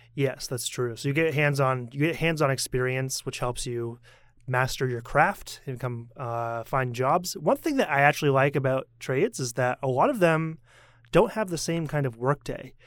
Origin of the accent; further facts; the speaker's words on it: United States; now in Taiwan; as an American